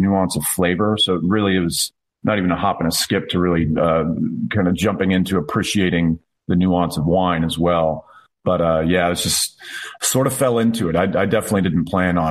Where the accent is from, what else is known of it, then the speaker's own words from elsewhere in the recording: Lawrenceville, Georgia, United States; now in Lumpkin County, Georgia, United States; born and raised in Lawrenceville, Georgia